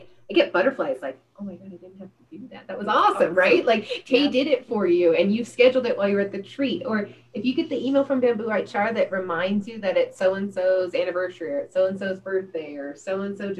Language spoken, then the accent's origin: English; California, United States; I'm from California